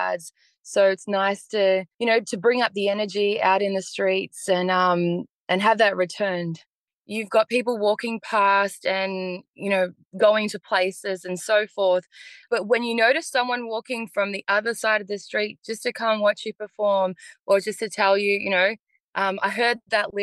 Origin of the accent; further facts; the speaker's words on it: Melbourne, Victoria, Australia; also born or lived in Bosnia; I'm a local artist from Melbourne. I was born in Bosnia and migrated here with my family in 92.